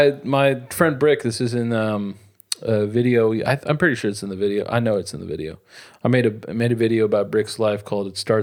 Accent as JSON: {"language": "English", "town": "Chicago", "region": "Illinois", "country": "United States", "tie": "born or raised there", "moved": "yes", "said": "I was born in Chicago."}